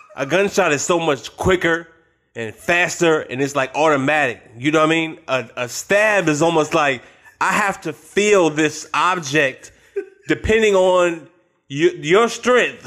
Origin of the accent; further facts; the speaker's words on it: Richmond, Virginia, United States; I'm from Richmond.